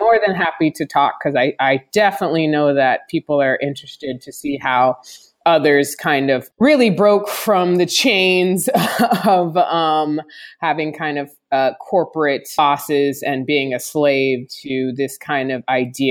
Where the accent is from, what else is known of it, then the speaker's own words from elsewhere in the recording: Hermosa Beach, California, United States; that's where I was raised, in Hermosa, 5 blocks from the beach.